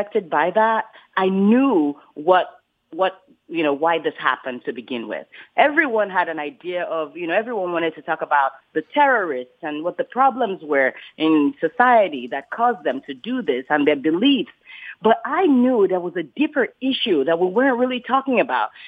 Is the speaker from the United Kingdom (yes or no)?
no; Lagos, Nigeria; moved away; I grew up in Nigeria, in Lagos, Nigeria